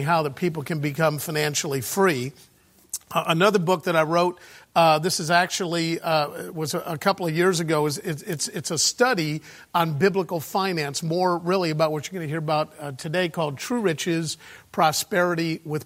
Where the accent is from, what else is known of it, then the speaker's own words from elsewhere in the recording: Chicago, Illinois, United States; moved away as an adult; now in United Kingdom; I was born and raised in Chicago